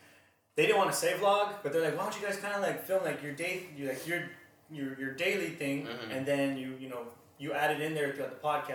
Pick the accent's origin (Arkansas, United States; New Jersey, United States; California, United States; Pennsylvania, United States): California, United States; San Diego; I grew up in San Diego